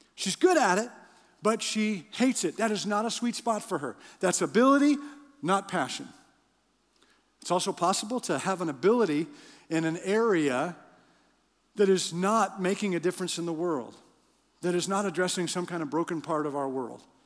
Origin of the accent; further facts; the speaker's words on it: Canada; I'm from Canada